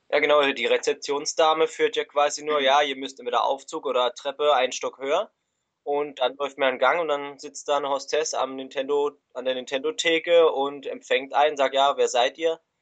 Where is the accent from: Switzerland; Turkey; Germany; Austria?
Switzerland; wir kommen aus der Schweiz